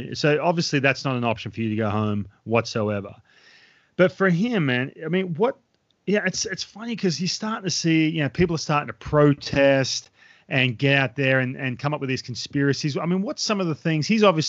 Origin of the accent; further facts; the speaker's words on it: Australia; I'll be honest with you, I grew up in Australia, right? Boarding school is, it's way more prevalent in Australia.